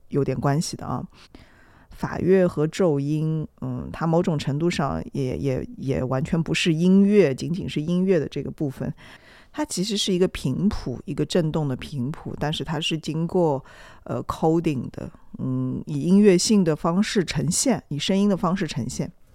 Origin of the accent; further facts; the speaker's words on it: Shanghai, China; 我们上海人